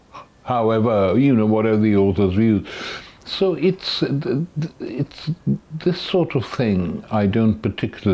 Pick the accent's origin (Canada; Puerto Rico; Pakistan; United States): Pakistan; now in United Kingdom; When I was young, growing up in Pakistan